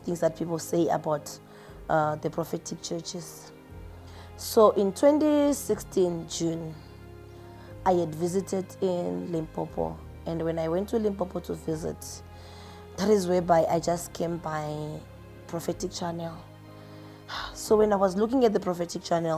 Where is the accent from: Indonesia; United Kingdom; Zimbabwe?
Zimbabwe; now in Pretoria, South Africa; Originally, I'm from Zimbabwe, but I'm working here in Pretoria, South Africa